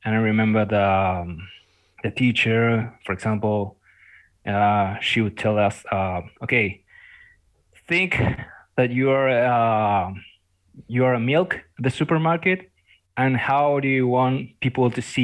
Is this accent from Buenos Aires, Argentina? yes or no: no; Corrientes, Argentina; I'm in the north of Argentina right now. I'm back in my hometown